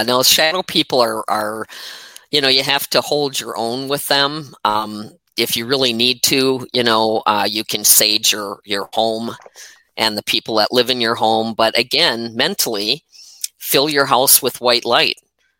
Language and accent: English; Wisconsin, United States; I'm from Wisconsin